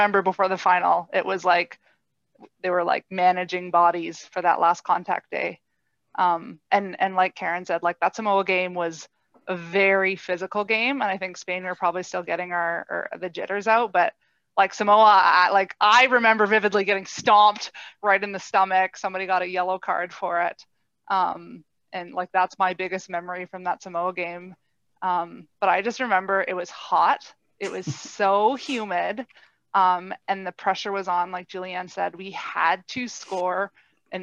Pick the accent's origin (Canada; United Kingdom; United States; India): Canada; Pine Hill, Quebec; moved away; also born or lived in Calgary; I grew up in Pine Hill, Quebec, about an hour outside of Ottawa and Montreal